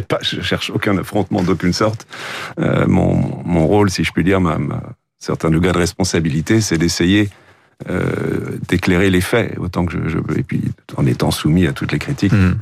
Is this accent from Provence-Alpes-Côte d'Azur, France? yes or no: no; Île-de-France, France; chez nous en Ile-de-France